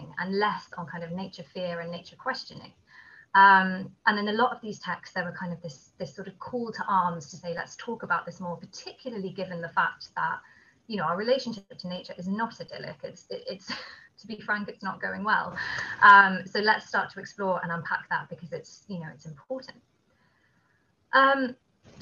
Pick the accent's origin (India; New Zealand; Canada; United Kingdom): United Kingdom; Kent, South East England; I grew up in Kent in England, which is a place with a lot of ancient woodland there